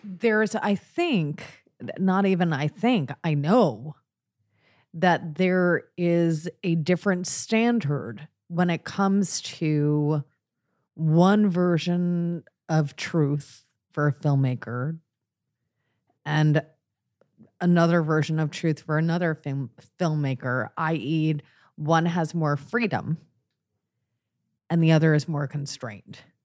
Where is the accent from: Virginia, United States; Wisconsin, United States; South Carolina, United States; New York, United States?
New York, United States; Long Island; I grew up out in the fucking shit sticks of Long Island